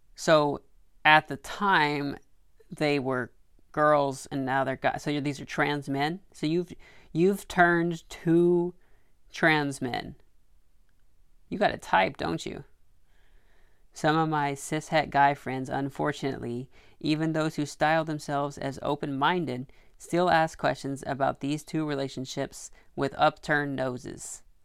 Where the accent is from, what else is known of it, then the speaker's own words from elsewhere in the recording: Arkansas, United States; now in New York City, United States; I grew up in Arkansas